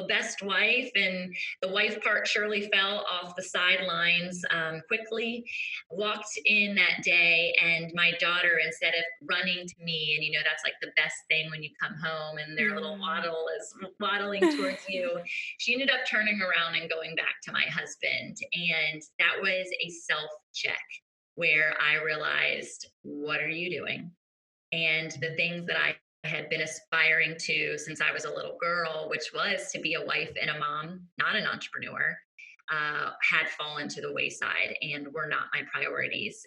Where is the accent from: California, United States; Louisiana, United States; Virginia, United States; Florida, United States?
Virginia, United States; Virginia Beach; I'm tuning in from Virginia Beach, Virginia, born and raised beach babe